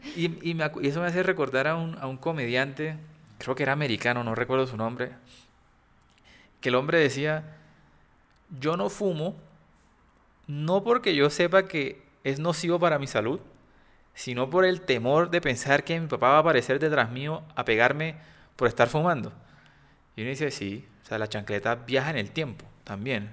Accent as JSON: {"language": "Spanish", "town": "Cartagena", "region": "Bolívar", "country": "Colombia", "tie": "born or raised there", "accent": "costeño", "said": "soy un niño que creció en Cartagena, eh, obviamente soy costeño"}